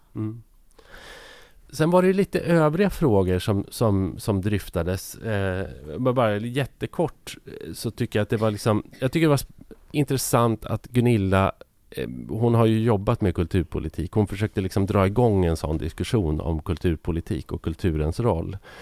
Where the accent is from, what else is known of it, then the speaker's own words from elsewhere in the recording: Sweden; vi som är ja, men lite äldre, om man är uppvuxen i Sverige under 50, 60, 70, till och med 80-tal